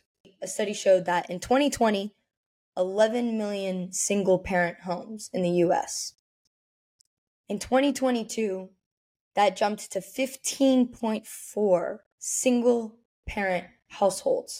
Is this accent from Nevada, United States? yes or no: yes; Las Vegas, Nevada, United States; now in Miami, United States; I'm from Vegas, I live in Miami